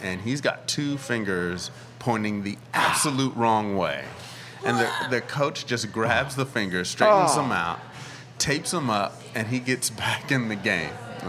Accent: Southern California, United States; I grew up in Southern California.

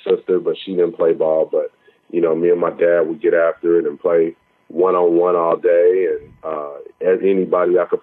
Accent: Oklahoma City, Oklahoma, United States; I grew up in Oklahoma City

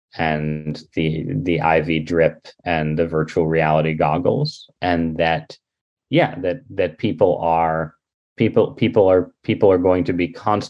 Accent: United States; I'm an American

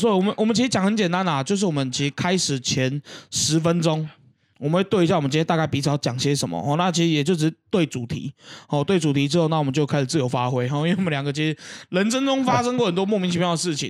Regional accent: Keelung, Taiwan; 好、啊，一般人讲关东煮，啊，我们基隆人讲菜头肉。

